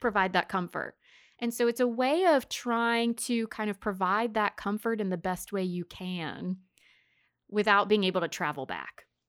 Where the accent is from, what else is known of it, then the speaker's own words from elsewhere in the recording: the South, United States; we're from the South, so we use bless, bless their hearts